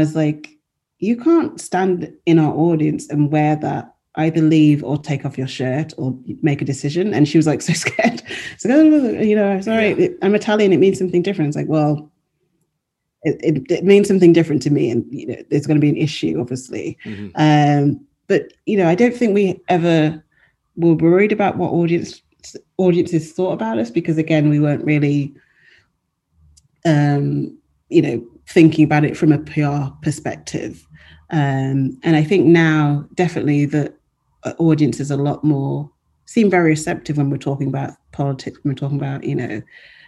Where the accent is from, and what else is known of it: England, United Kingdom